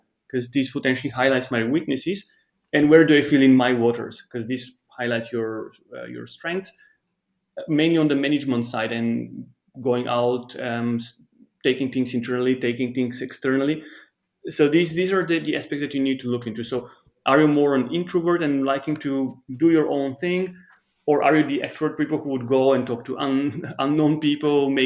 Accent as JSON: {"language": "English", "country": "Bulgaria", "tie": "born or raised there", "also_born_or_lived": "Germany / Switzerland", "moved": "as an adult", "said": "I grew up in Bulgaria, but then I moved to Germany and Switzerland"}